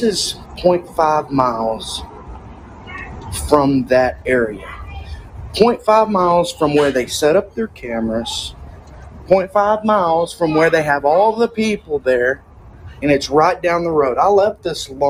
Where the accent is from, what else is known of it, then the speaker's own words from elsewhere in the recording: Texas, United States; I'm from Texas.